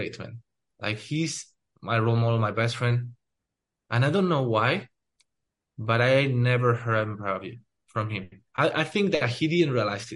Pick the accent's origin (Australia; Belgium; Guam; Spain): Spain; now in United States; when I grew up in Spain